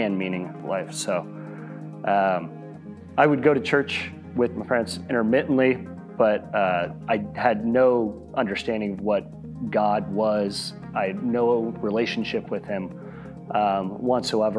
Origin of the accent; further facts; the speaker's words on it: Flower Mound, Texas, United States; I grew up in Flower Mound, just across DFW